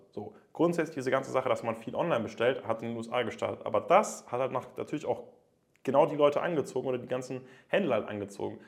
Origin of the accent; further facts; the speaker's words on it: Germany; bei uns in Deutschland